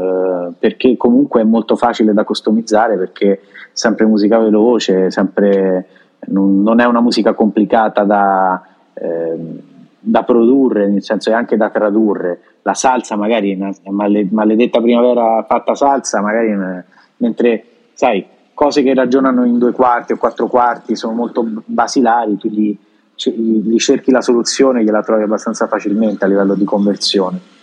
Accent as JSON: {"language": "Italian", "country": "Italy", "also_born_or_lived": "Japan", "moved": "as an adult", "lives_now": "Santo Domingo, Dominican Republic"}